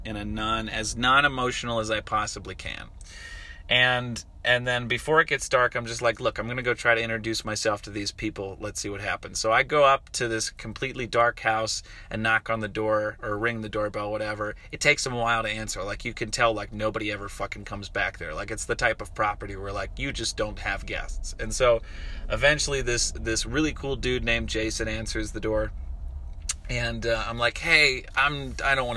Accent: Harrisburg, Pennsylvania, United States; moved away; I'm from Harrisburg, fucking Pennsylvania

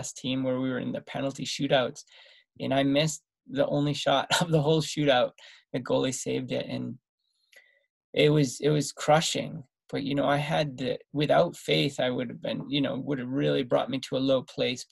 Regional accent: Massachusetts, United States; I grew up in Massachusetts.

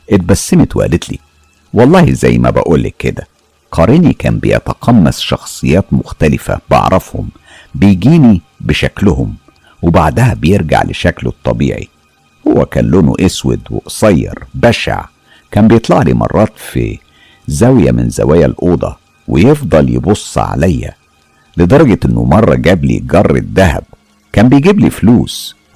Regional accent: Syria; أنا … من سوريا أنا أم البنتين وولد بشتغل مدربة حلاقة مع الهلال الأحمر السوري

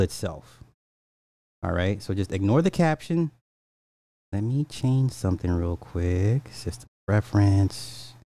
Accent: Illinois, United States; my home state, Illinois

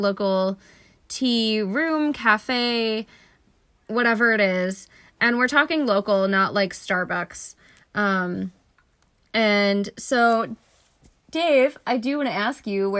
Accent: Flemington, New Jersey, United States; born or raised there; moved away as an adult

